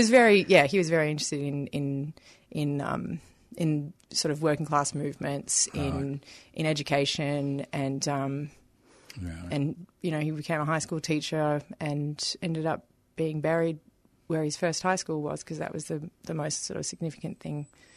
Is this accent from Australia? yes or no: yes; Moonee Ponds, Victoria, Australia; I have really fond memories of growing up in Moonee Ponds and having like a really, really good group of very diverse friends